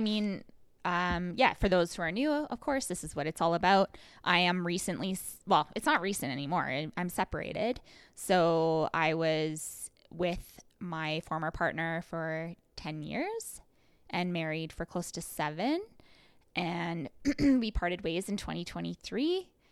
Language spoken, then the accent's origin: English; Rocky Mountain House, Alberta, Canada; now in Calgary, Canada; I'm also from Rocky Mountain House, and I, but I was born in Calgary.